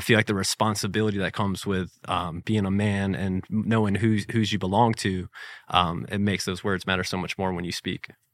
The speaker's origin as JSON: {"language": "English", "town": "Jacksonville", "region": "Florida", "country": "United States", "tie": "born or raised there", "said": "growing up in the Beaches area here"}